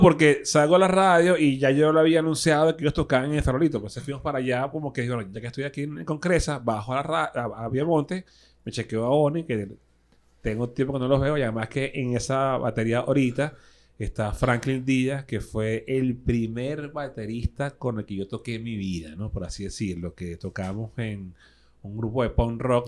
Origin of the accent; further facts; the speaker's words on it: Caracas, Capital District, Venezuela; soy de Caricuado, con mucho así orgullo